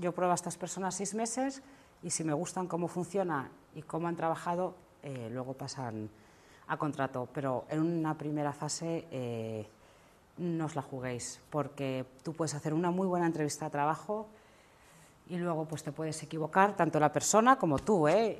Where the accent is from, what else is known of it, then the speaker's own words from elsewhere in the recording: Spain; yo soy una emprendedora española